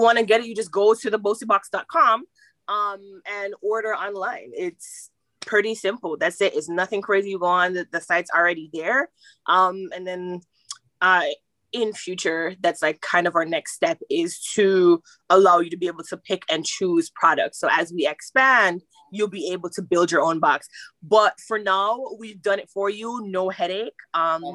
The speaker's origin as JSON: {"language": "English", "country": "Jamaica", "said": "I am Jamaican."}